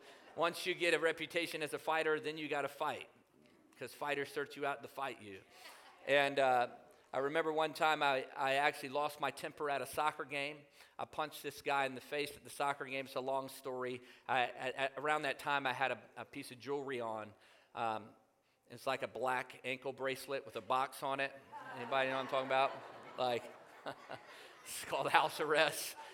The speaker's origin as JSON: {"language": "English", "town": "Newport News", "region": "Virginia", "country": "United States", "tie": "born or raised there", "said": "I grew up in Newport News, Virginia"}